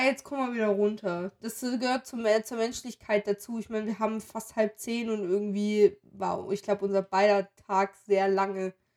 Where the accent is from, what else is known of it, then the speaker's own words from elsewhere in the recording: western Germany, Germany; als Wessi